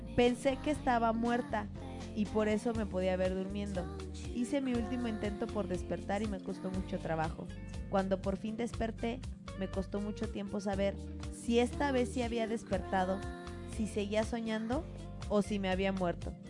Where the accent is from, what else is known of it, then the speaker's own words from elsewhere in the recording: Mexico; la casa en la que crecí en México